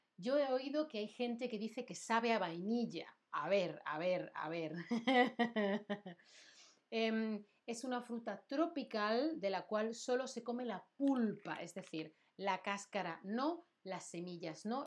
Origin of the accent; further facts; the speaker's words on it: Andalusia, Spain; yo soy de Andalucía